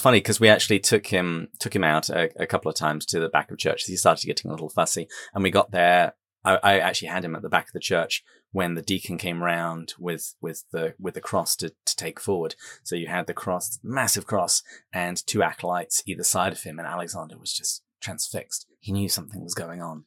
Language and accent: English; England, United Kingdom; moved away as an adult; also born or lived in San Diego, United States; now in Wisconsin, United States; I am English. I live in the United States, have done for over a decade